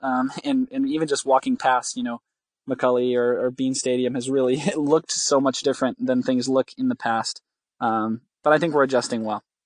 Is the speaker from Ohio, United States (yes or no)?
no; West Michigan, United States; I'm from West Michigan